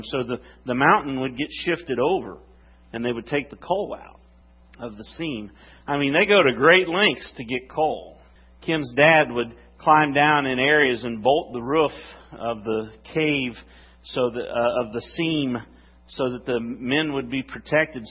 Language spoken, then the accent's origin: English; West Virginia, United States; I'm from West Virginia.